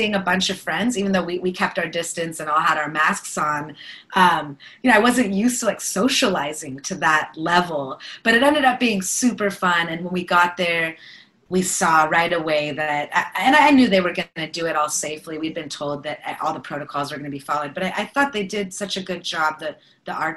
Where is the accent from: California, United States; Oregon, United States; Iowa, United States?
California, United States; Bay Area; we're both from the Bay Area